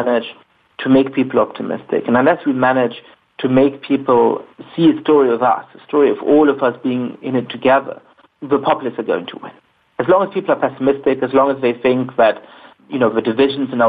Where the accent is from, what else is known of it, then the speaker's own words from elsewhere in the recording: Germany; I grew up in Germany